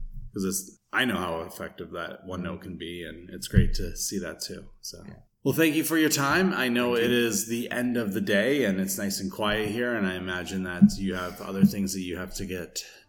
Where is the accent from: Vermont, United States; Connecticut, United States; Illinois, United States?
Vermont, United States; I came from Vermont and then I started teaching in Springfield, which is completely different too.